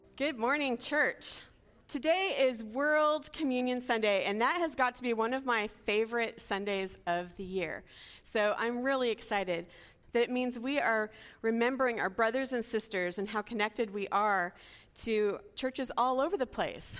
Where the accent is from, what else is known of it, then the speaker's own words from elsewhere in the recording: Los Angeles, California, United States; I was from L A, I was a college student, I was from America